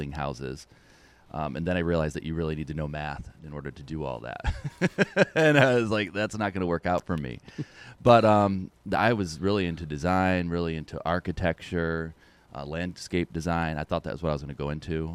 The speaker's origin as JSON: {"language": "English", "town": "West Winfield", "region": "New York", "country": "United States", "tie": "born or raised there", "also_born_or_lived": "Utica, New York", "said": "I grew up in this area. I grew up in West Winfield"}